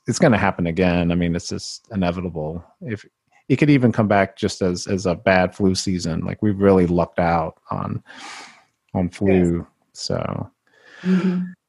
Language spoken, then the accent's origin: English; Mississippi, United States; I was the only Filipino for many years growing up in Mississippi